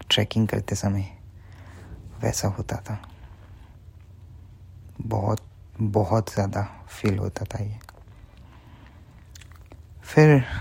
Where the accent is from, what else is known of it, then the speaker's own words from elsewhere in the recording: Bharuch, Gujarat, India; सो मैं गुजरात से बिलोंग करता हूँ स्पेसिफिकली भरूच से बहुत छोटा सा टाउन है